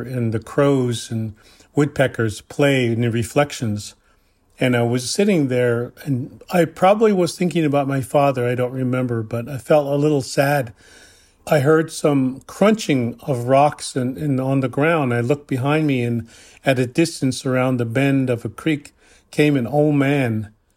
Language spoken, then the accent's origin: English; Cheyenne River Lakota Reservation, South Dakota, United States